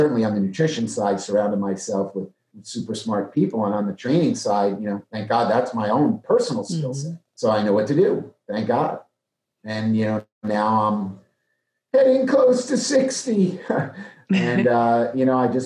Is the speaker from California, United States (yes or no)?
no; New Jersey, United States; also born or lived in Maryland; now in Dallas, United States; I'm from New Jersey